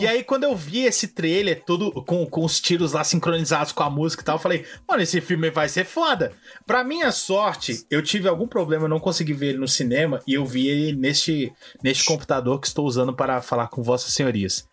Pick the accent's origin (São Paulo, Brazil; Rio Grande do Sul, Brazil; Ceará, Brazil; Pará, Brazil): São Paulo, Brazil; moved away; eu fui recentemente à minha terra natal, São Paulo